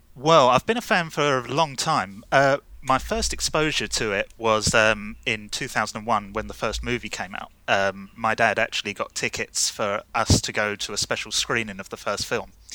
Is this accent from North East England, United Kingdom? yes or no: no; London, United Kingdom; I'm from London in the U K